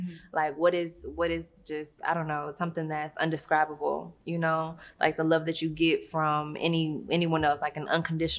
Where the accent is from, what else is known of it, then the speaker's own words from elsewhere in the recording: Arkansas, United States; born there; I haven't been able to exactly settle in one place and say that I'm from there, but I was born in Arkansas.